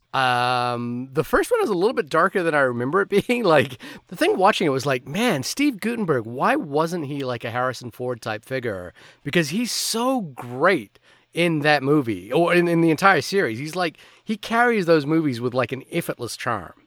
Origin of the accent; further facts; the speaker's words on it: Fiji; I'm Indian. I grew up in Fiji